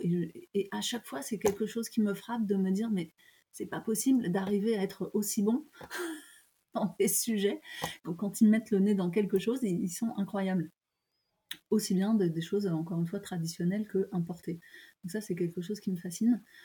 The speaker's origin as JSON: {"language": "French", "country": "France", "also_born_or_lived": "Japan", "said": "je ne veux pas dénigrer mon pays, j'aime beaucoup mon pays et je, me sens tout à fait française"}